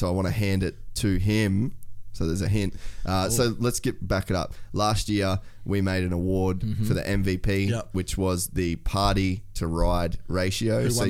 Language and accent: English; Cairns, Queensland, Australia; moved away; we lived in Cairns, man.